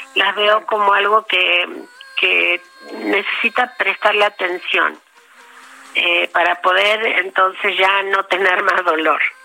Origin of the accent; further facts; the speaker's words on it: Patagonia, Argentina; moved away as an adult; also born or lived in Trelew, Argentina / Buenos Aires, Argentina; now in Mexico; yo nací en la Patagonia y para mí mi país es la Patagonia